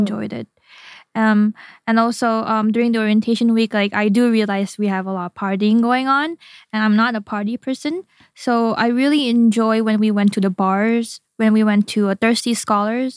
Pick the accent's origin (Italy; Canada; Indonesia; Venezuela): Indonesia; moved away as an adult; now in Japan; I was born and raised in Indonesia